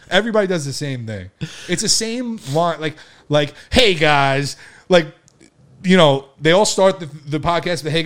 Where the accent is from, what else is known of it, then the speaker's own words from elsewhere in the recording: Long Island, New York, United States; we're from Long Island